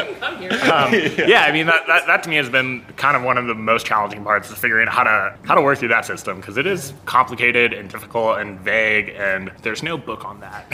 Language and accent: English; Denver, Colorado, United States; now in Albuquerque, United States; growing up in Denver